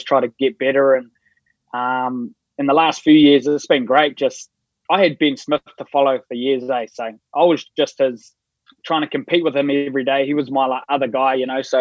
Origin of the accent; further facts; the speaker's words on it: Napier, Hawke's Bay, New Zealand; moved away; Napier's my hometown, like I'm from the Bay, my Māori side is, all my family is there